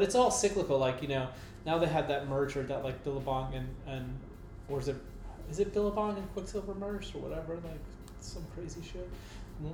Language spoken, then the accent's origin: English; New York City, New York, United States; moved away as an adult; I'm from Brooklyn, New York, and I've seen that happen to like my neighborhood